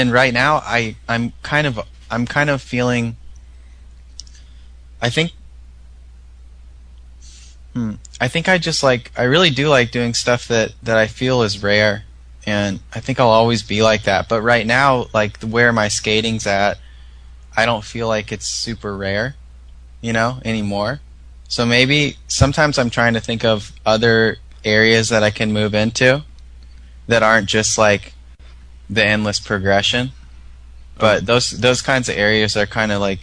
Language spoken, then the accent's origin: English; Minnesota, United States; I'm from Minnesota